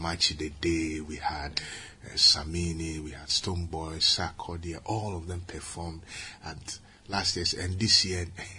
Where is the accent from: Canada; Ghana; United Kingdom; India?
Ghana